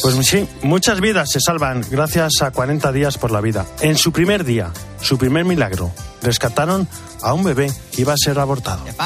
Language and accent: Spanish; Castilla-La Mancha, Spain; es mi tierra. La mancha es iniguanable